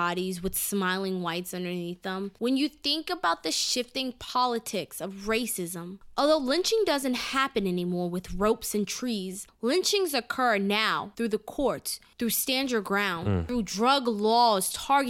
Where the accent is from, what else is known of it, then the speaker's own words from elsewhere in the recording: Clermont, Florida, United States; Groveland is located about 30 miles west of Disney World and about a 15-minute drive from where I grew up in Claremont, Florida.